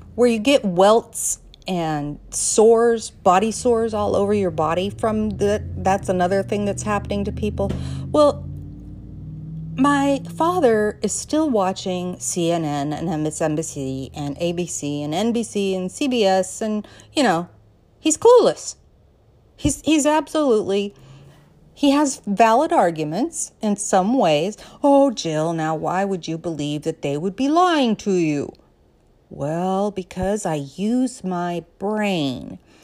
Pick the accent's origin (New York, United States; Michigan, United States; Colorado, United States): Colorado, United States; moved away; also born or lived in Southern California; a girl who was born and raised in Colorado.